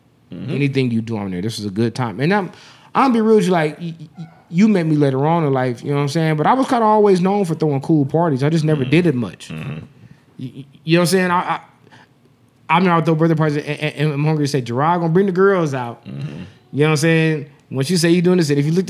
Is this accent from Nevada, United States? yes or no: yes; Las Vegas, Nevada, United States; And this is my town. I'm born and raised in Vegas.